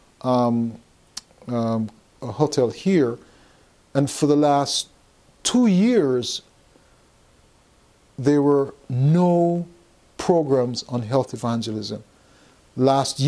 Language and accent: English; Texas, United States; I'm from Texas.